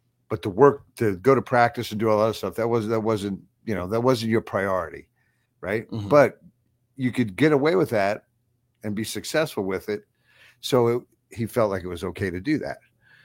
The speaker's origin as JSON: {"language": "English", "area": "Long Island", "region": "New York", "country": "United States", "tie": "born or raised there", "moved": "yes", "said": "when I was growing up on Long Island, I was my father's son"}